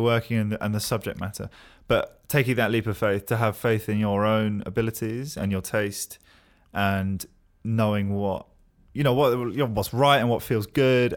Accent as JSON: {"language": "English", "region": "London", "country": "United Kingdom", "tie": "born or raised there", "said": "I'm from West London"}